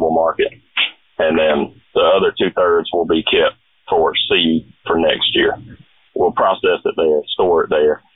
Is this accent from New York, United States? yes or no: no; Headland, Alabama, United States; I grew up in Headland, and I went to school there